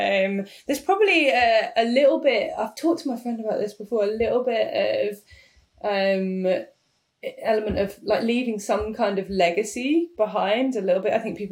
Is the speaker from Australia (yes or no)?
no; United Kingdom; No one wants that. We're British.